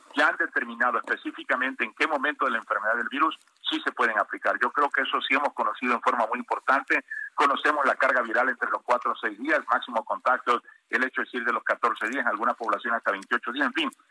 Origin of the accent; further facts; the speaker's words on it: Tabasco, Mexico; en mi tierra, en Tabasco